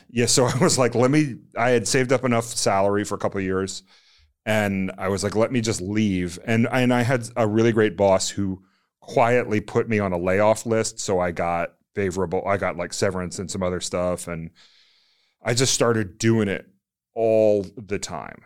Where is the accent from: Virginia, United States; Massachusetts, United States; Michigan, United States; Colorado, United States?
Virginia, United States; moved away as an adult; also born or lived in Washington, D.C.; I grew up in Virginia